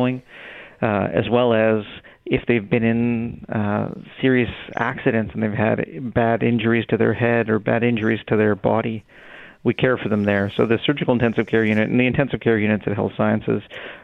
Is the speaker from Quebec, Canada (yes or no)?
no; Winnipeg, Manitoba, Canada; also born or lived in Brandon, Manitoba; We moved, my father was a doctor in Brandon, and we moved to Winnipeg kind of when I got to school age